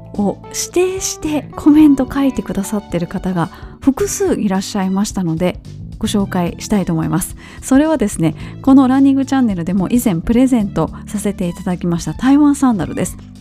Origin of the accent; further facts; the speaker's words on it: Kobe, Hyogo, Japan; 私の地元のあの神戸の須磨